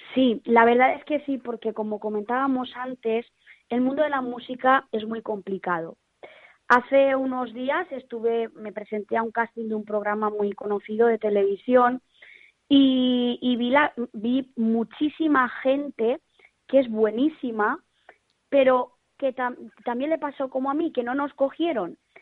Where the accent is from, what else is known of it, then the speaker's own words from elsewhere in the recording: Valencia, Valencian Community, Spain; yo Valencia eh, me considero muy, muy valenciana, la tengo en mi alma y en mi corazón